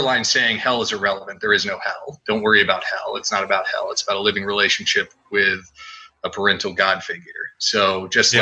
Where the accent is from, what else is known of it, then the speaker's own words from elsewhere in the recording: San Diego, California, United States; also born or lived in Redding, California; I'm from San Diego